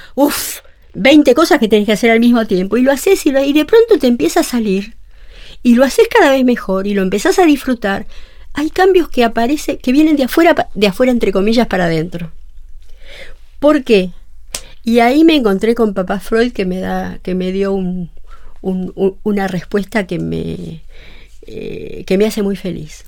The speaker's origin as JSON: {"language": "Spanish", "region": "Buenos Aires", "country": "Argentina", "said": "soy psicóloga de Buenos Aires"}